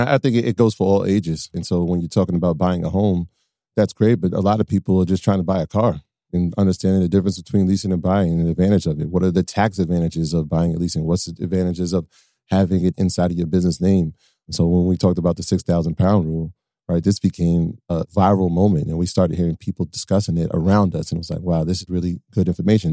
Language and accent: English; Westchester, New York, United States; we're from Westchester